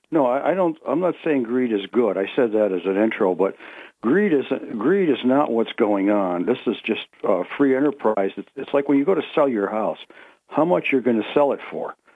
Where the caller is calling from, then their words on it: Ithaca, New York, United States; of Greater Ithaca would like to speak about greed.